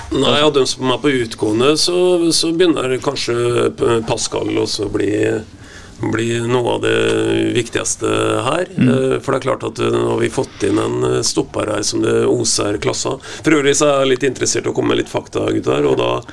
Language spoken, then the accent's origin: Norwegian; Vetatoppen, Østfold, Norway; jeg kommer jo fra Vetatoppen.